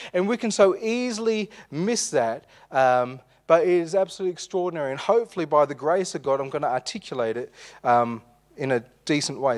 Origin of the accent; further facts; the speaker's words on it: Armidale, New South Wales, Australia; We grew up in Armidale